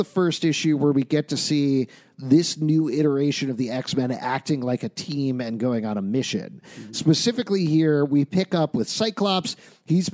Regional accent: United States; as Americans

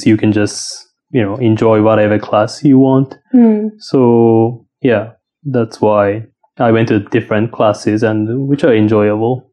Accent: Kagawa, Japan; accent: Shikoku; English is a second language; moved away as an adult; also born or lived in Saitama Prefecture / United States; So I was born in Kagawa Prefecture in the Shikoku Island in Japan. And I was grown up there.

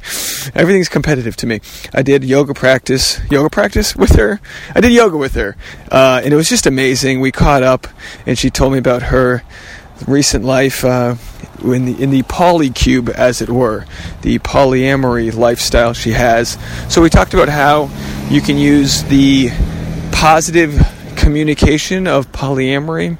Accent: Rhode Island, United States; moved away; I'm in my hometown of Rhode Island. I guess it's my home state. I'm in my home state of Rhode Island

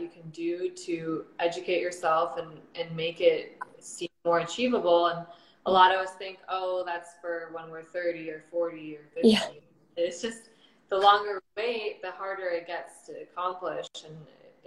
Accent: United States; also born or lived in Russia; I was born in Russia, so I was 5 when I moved to America. So mainly been in America

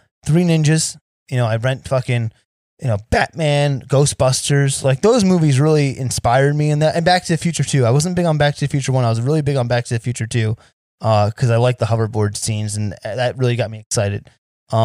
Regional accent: Sayreville, New Jersey, United States; now in Las Vegas, United States; So I'm originally from New Jersey. Now, I live in a town called Sayreville, but there's a section of Sayreville called Parlin, and that's where I'm from

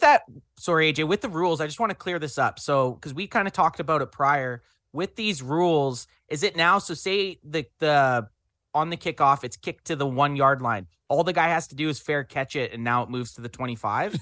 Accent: Canada; we're Canadian boys

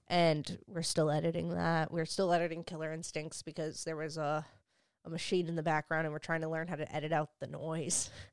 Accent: Hoboken, New Jersey, United States; moved away; also born or lived in South Carolina; I grew up in Hoboken

